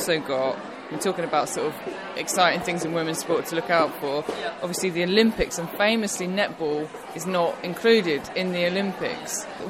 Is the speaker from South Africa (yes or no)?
no; England, United Kingdom; But I'm English